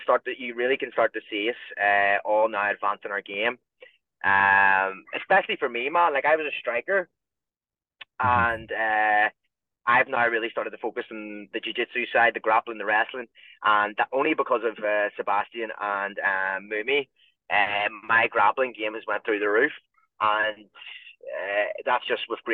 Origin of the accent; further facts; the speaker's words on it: Ireland; being Irish